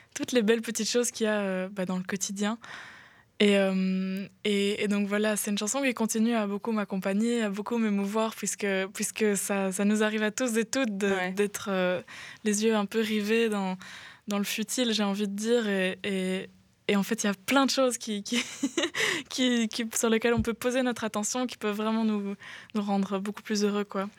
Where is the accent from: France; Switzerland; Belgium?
Belgium; near Grez-Doiceau, Walloon Brabant, Wallonia; now in Brussels, Belgium; Quand j'étais petite, euh, j'étais près de Aigezé